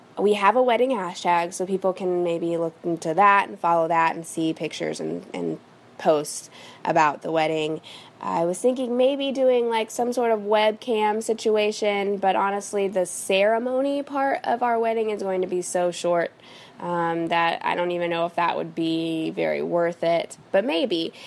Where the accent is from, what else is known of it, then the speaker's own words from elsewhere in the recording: Midwest, United States; now in Los Angeles, United States; I am from the Midwest, but I currently live in Los Angeles, California.